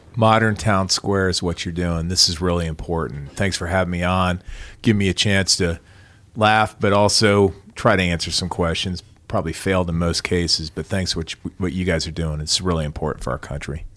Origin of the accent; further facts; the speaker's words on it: Iowa, United States; moved away; I'm a kid from Iowa